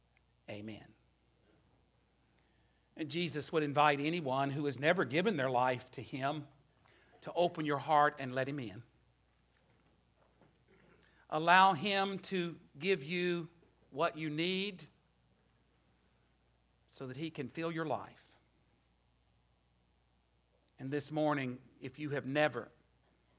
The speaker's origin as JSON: {"language": "English", "town": "Natural Bridge", "region": "Virginia", "country": "United States", "tie": "born or raised there", "moved": "yes", "said": "I returned to the place where I grew up in Natural Bridge."}